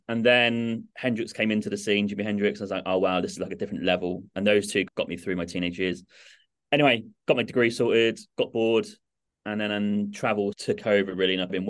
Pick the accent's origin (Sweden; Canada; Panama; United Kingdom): United Kingdom; Norwich, East of England; I grew up in England, in Norwich, little city to the east, about 2 hours from London, 45 minutes from Cambridge.